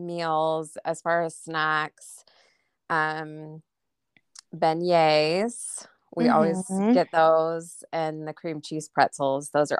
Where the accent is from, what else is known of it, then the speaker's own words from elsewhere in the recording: Atlanta, Georgia, United States; I grew up in Atlanta, so I was pretty close, but we went once.